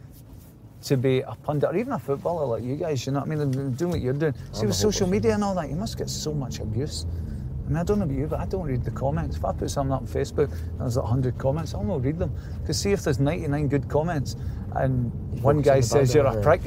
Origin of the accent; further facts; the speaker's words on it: Greenock, Scotland, United Kingdom; I'm from Greenock originally, so it was kind of like the local team stuff